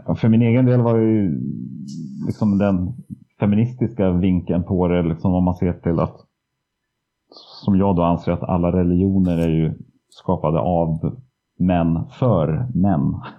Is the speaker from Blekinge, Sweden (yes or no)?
no; Söderhamn, Gävleborg County, Sweden; i Söderhamn då, där jag är uppvuxen